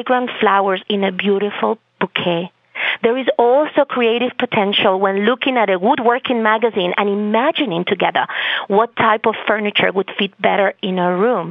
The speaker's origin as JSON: {"language": "English", "country": "Spain", "also_born_or_lived": "Boston, Massachusetts", "first_language": "Spanish", "second_language": "English", "moved": "as an adult", "lives_now": "Massachusetts, United States", "said": "I come from Spain. That's my native language, even though I have a great Bostonian accent."}